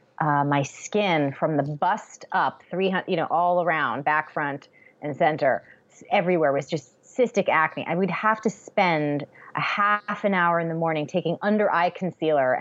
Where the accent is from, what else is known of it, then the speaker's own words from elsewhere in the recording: Newton, Massachusetts, United States; moved away as an adult; also born or lived in Baltimore, Maryland; I grew up in Newton, Massachusetts